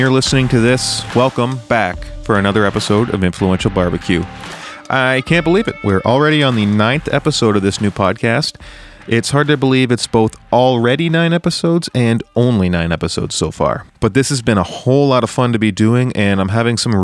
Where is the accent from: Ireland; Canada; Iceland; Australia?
Canada; as a Canadian